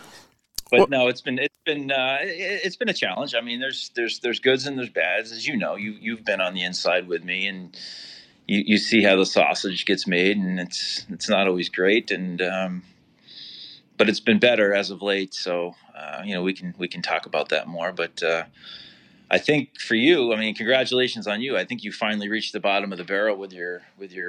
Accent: Albany, New York, United States; I'm from Albany, born and raised. I'm still here

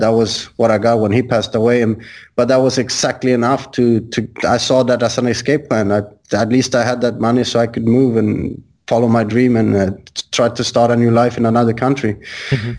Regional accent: Sweden; moved away; I'm originally from Sweden

